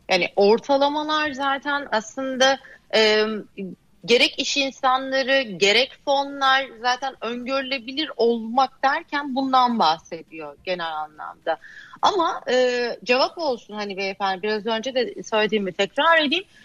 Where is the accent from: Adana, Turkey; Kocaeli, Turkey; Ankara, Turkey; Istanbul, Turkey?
Adana, Turkey; now in Bodrum, Turkey; Adana'da köylüyüm ben biliyorsun yani. Adana'nın yerli köylüsüyüm